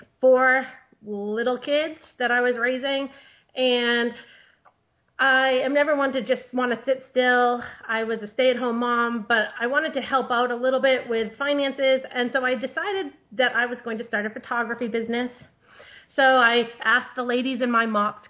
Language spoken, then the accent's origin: English; New England, United States; moved away as an adult; now in Maryland, United States; I grew up in New England with my 11 brothers and sisters